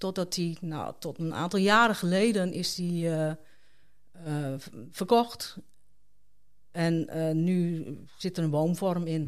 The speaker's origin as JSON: {"language": "Dutch", "town": "Haren", "region": "Groningen", "country": "Netherlands", "tie": "born or raised there", "moved": "yes", "said": "ik ben daar geboren en getogen."}